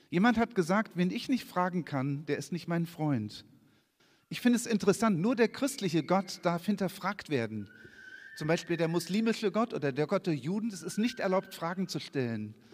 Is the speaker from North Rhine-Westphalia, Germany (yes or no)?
no; Hanover, Lower Saxony, Germany; so wie wenn ich in Kiel bin, ich komme aus Hannover und springe und ich habe keine Ahnung, ich hänge total von diesem Navi ab.